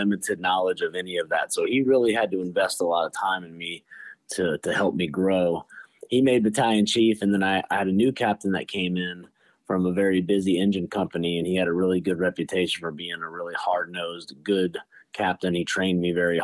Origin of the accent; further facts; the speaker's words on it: Charleston, South Carolina, United States; I was born in Charleston, South Carolina. I'm very thankful to be born and raised there. Been there my entire life